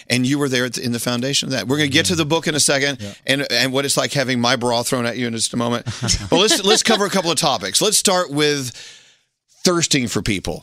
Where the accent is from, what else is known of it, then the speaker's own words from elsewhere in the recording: Texas, United States; I, was born and raised in Texas and here from the United States